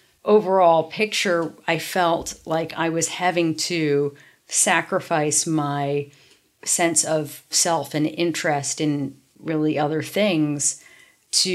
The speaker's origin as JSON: {"language": "English", "town": "New York City", "region": "New York", "country": "United States", "tie": "born or raised there", "said": "In New York. I grew up actually in Soho"}